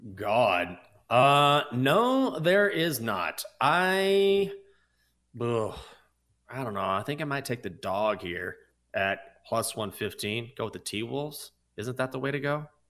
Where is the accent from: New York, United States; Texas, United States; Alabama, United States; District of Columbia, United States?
District of Columbia, United States; Washington; the Washington Wizards, even though they are my hometown team